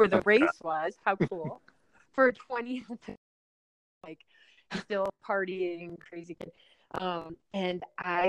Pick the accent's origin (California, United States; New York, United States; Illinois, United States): Illinois, United States; Chicago; also born or lived in New Haven, Connecticut; growing up in the Chicago area